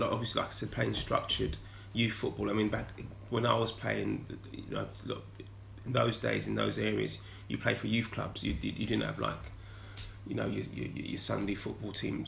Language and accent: English; London, United Kingdom; growing up in North London, um, going to school in North London